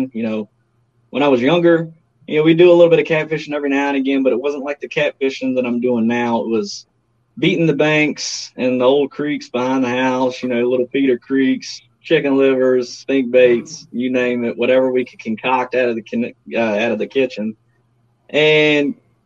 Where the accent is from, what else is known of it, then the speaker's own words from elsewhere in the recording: Virginia, United States; I'm a Virginia boy, probably more so formally known as a James River guy, as a lot of people call it. I've lived here all my life.